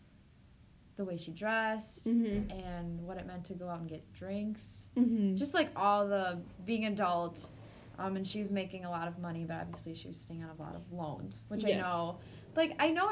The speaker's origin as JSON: {"language": "English", "region": "Wisconsin", "country": "United States", "said": "I'm from Wisconsin."}